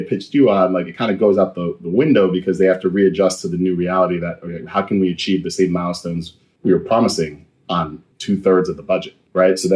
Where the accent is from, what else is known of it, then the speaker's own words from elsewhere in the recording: Mount Vernon, New York, United States; I was born in New York City, raised in Mount Vernon, New York, in Westchester